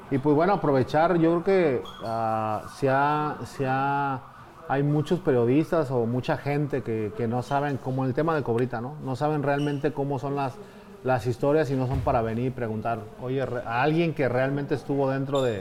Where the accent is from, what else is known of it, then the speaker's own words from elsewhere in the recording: Mexico City, Mexico; moved away; Pues ya viviendo de, planta, que vine del DF.